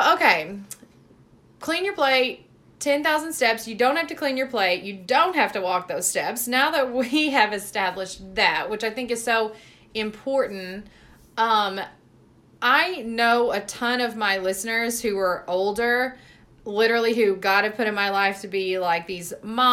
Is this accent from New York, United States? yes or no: no; Mississippi, United States; And I was raised in the South, you guys. I'm from Mississippi.